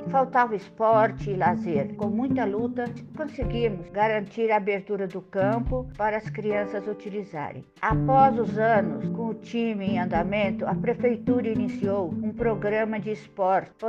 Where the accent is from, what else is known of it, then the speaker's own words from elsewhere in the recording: Dourados, Mato Grosso do Sul, Brazil; sou de Dourados, Mato Grosso do Sul, moradora do bairro Lagoa há 30 anos.